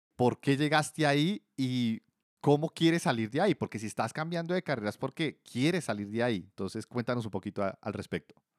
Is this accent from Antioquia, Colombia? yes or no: no; Bogotá, Colombia; yo soy de Bogotá, también Colombia